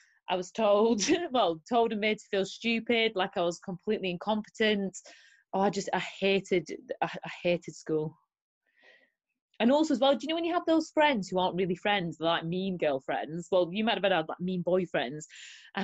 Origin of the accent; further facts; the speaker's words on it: Burnley, North West England, United Kingdom; moved away as an adult; now in Derbyshire, United Kingdom; I was born in Burnley and I only moved to Derbyshire 4 years ago.